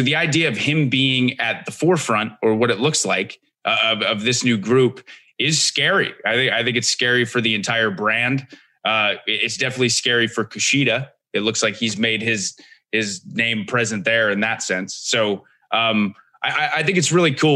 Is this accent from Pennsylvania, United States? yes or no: yes; Lancaster, Pennsylvania, United States; moved away; I'm originally from Lancaster, Pennsylvania